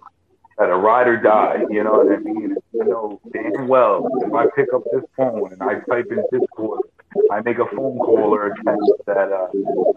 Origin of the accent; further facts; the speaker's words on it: New York, United States; I'm from New York